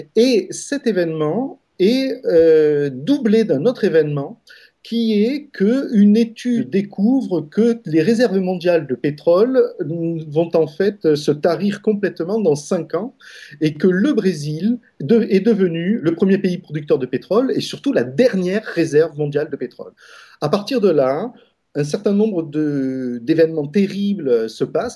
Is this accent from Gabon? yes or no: no; France; moved away; moi, en tant que, en tant que Français d'étranger